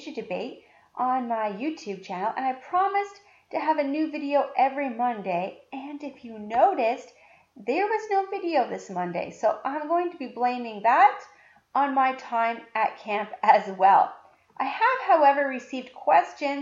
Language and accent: English; Canada; I'm Canadian.